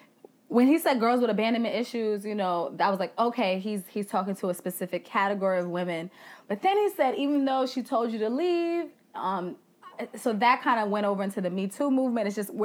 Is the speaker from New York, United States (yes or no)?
yes; Bronx, New York, United States; I am from the Bronx.